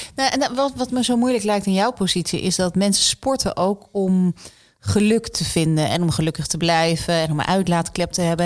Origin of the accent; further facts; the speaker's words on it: Netherlands; ik kom uit Nederland